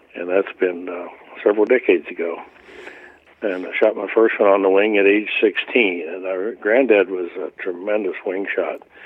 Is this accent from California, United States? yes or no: no; Pennsylvania, United States; when I became of age, uh, 12 years of age and legal to hunt in Pennsylvania